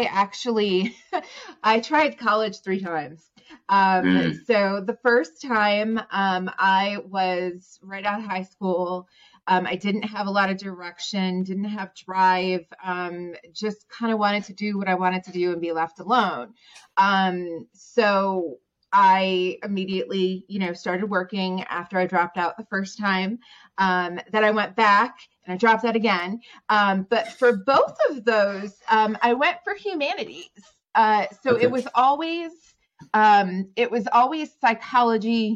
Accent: New York, United States; moved away as an adult; also born or lived in Southwest Virginia; now in Virginia, United States; I'm from New York. So I moved to Virginia about 19 years ago

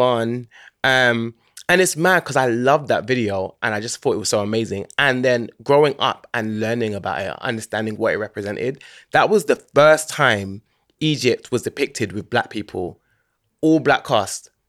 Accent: London, United Kingdom; I grew up in Hackney, born and raised

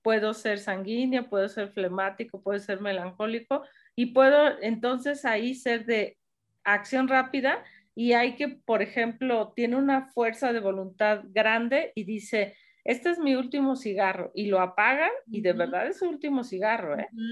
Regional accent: Mexico; somos mexicanos

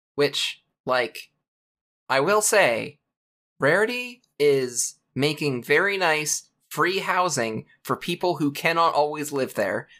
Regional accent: Canada; I'm born Canadian

